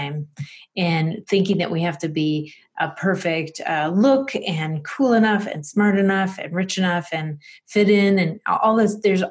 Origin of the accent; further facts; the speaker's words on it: Rochester, New York, United States; I'm in Rochester, New York. So it's upstate New York in the western side